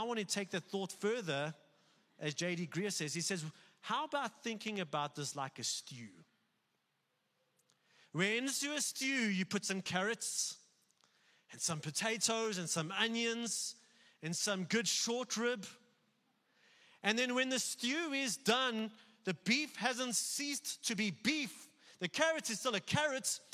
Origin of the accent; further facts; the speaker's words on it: South Africa; being a white South African